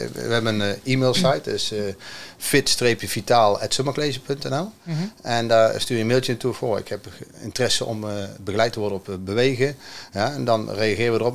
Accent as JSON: {"language": "Dutch", "town": "Vught", "region": "North Brabant", "country": "Netherlands", "said": "Uit Vught."}